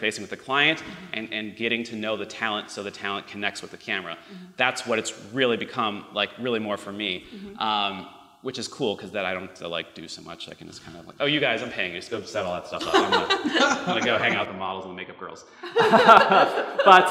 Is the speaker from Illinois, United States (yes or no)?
yes; Chicago, Illinois, United States; now in Los Angeles, United States; Chicago, where I'm from Chicago